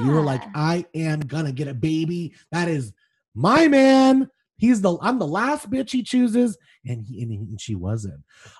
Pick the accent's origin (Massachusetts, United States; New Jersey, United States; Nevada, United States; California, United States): Nevada, United States; Las Vegas; I'm from Vegas